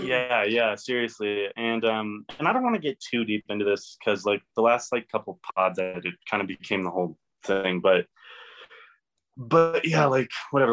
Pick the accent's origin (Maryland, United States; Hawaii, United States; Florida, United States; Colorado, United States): Colorado, United States; Elizabeth; also born or lived in Kansas; I'm from Elizabeth, um, but always kind of been in like the Denver area